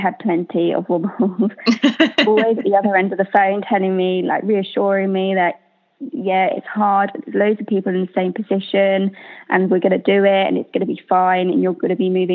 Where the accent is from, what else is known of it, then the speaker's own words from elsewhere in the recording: Hampshire, South East England, United Kingdom; I'm from Hampshire